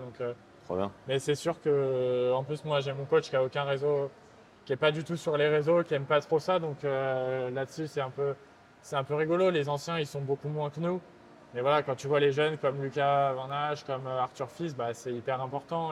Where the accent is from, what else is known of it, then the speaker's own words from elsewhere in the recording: France; accent: French; J'ai un accent français